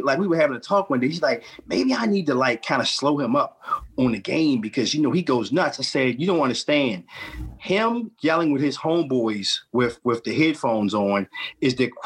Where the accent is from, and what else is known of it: Baltimore, Maryland, United States